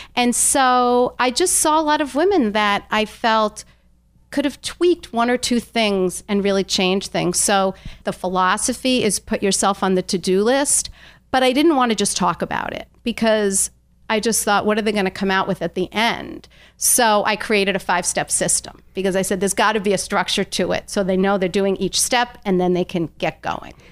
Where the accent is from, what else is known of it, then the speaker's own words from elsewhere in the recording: Long Island, New York, United States; I grew up on Long Island